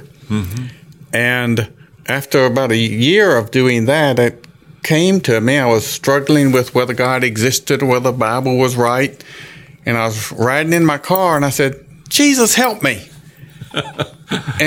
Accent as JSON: {"language": "English", "town": "Jackson", "region": "Mississippi", "country": "United States", "tie": "born or raised there", "said": "I was born in Jackson, Mississippi, grew up. Raised in the Catholic Church"}